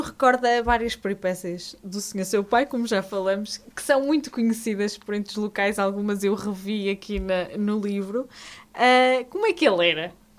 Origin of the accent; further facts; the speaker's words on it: Portugal; sou de Santa Marta